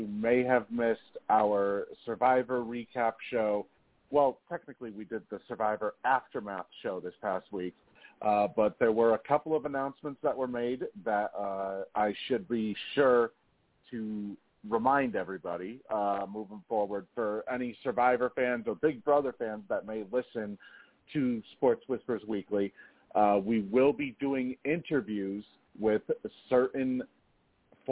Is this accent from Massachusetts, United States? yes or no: yes; Boston, Massachusetts, United States; I'm born and bred in Boston.